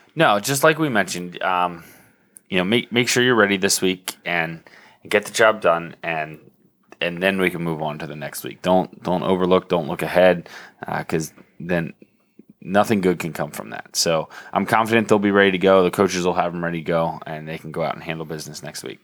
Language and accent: English; Lancaster County, Pennsylvania, United States; growing up in Lancaster County in the nineties